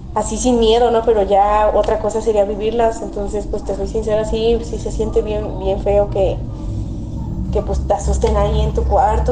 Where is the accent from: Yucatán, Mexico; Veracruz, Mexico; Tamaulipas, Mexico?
Veracruz, Mexico; Xalapa; soy de Jalapo, Veracruz